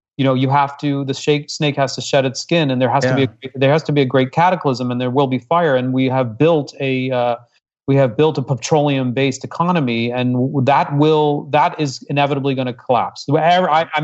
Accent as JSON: {"language": "English", "country": "Hong Kong", "tie": "born or raised there", "also_born_or_lived": "Singapore", "said": "I was raised abroad. I was raised in Hong Kong and I was born in Singapore. Come from a multicultural family."}